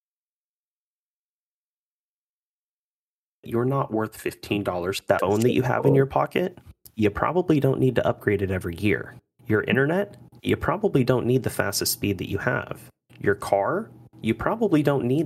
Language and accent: English; United States; being an American